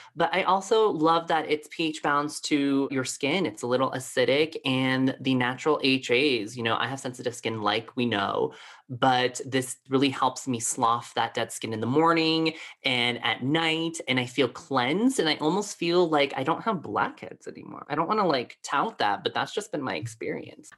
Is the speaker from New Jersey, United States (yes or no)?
no; Colorado Springs, Colorado, United States; growing up in Colorado Springs, Colorado, I was one of the only Asians growing up here.